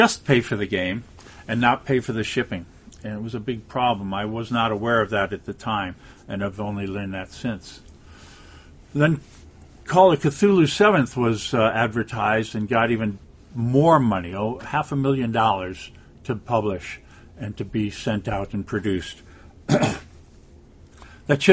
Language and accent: English; California, United States; I come from California